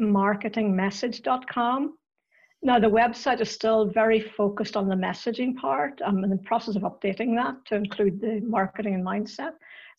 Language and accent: English; Northern Ireland, United Kingdom; accent: Northern Irish; I grew up in Northern Ireland and I still have the accent to prove it.